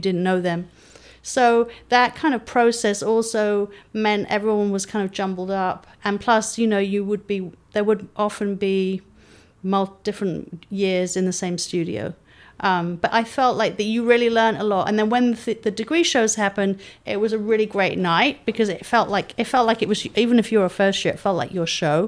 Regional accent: London, United Kingdom; moved away as an adult; now in San Diego, United States; I was brought up in London

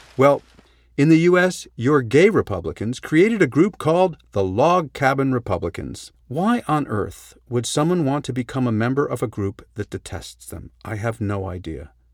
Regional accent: Canada; We're in Canada, we're a polite people.

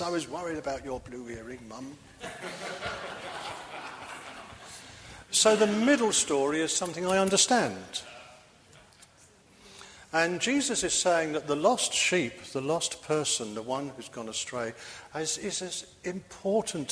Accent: London, United Kingdom; now in Bristol, United Kingdom; I'm a townie. I was brought up in London

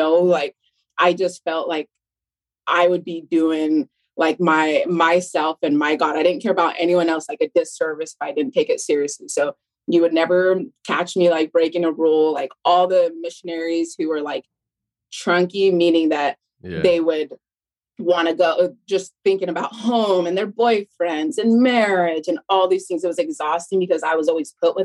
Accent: West Valley City, Utah, United States; moved away as an adult; also born or lived in California; I was actually born in California, but then I was raised in West Valley, Utah.

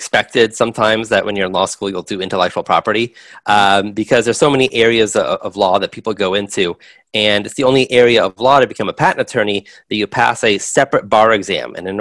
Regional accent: Los Angeles, California, United States; I grew up in Los Angeles

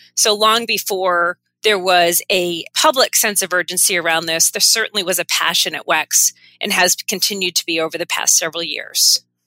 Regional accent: Maine, United States; moved away as an adult; also born or lived in Connecticut; now I'm settled back in my home state

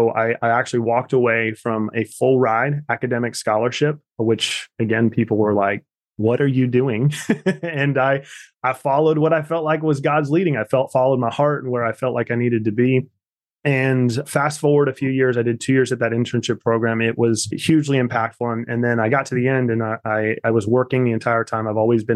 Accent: Kansas, United States; growing up in Kansas that was really, really shaped me and molded me in a lot of ways is that I grew up on farm country

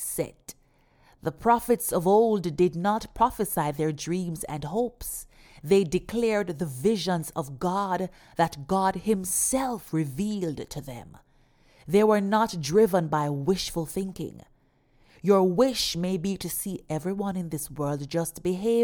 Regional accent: Jamaica; my home country, Jamaica

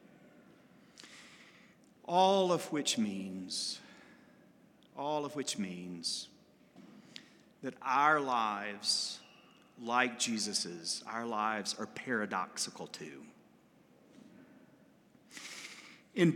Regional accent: Alabama, United States; my home state in Montgomery, Alabama

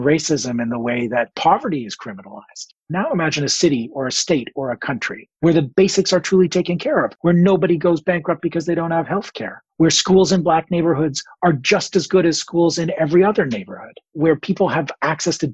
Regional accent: Toronto, Ontario, Canada; I come from Toronto.

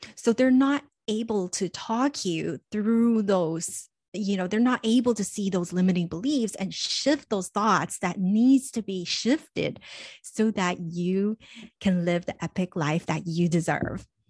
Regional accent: Los Angeles, California, United States; growing up in Los Angeles, being so close to Hollywood, when I was in middle school

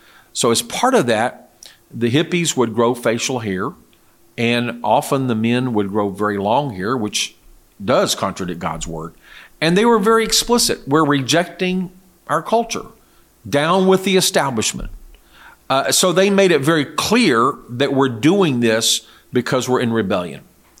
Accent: South Korea; I remember I grew up in Korea. In that culture, traditionally, at least the time I was there, the 60s and 70s, men would invariably shave.

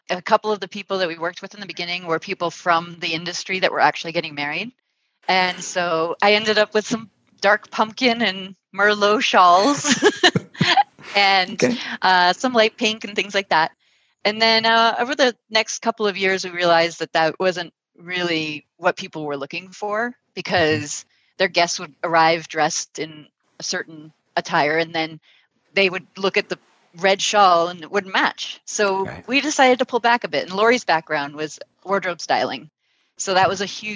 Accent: Turkey; moved away; I'm from Turkey, and in Turkey, a lot of times when you go to an event outdoors, the caterer would bring blankets or shawls.

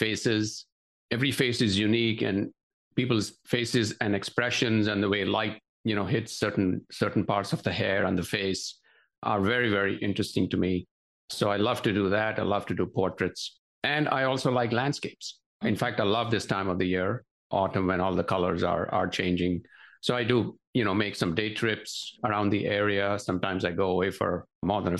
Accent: Mumbai, Maharashtra, India; moved away as an adult; now in United States; growing up in Bombay, it was a very cosmopolitan city.

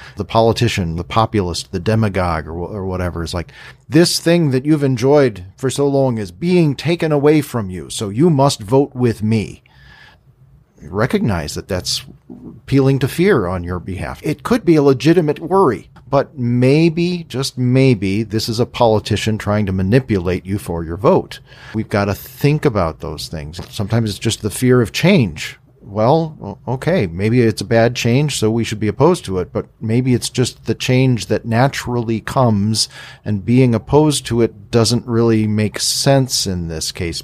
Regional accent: United States; us as American Christians

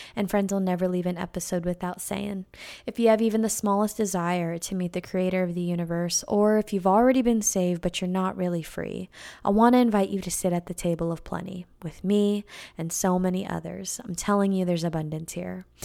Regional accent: California, United States; moved away; I used to live next to a little vineyard in California, um, next to my hometown where my mom bought the house when I was born, and she still lives in that same exact house

